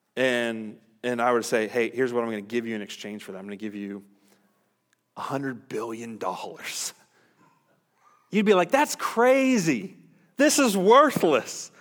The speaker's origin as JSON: {"language": "English", "country": "United States", "said": "American Christians"}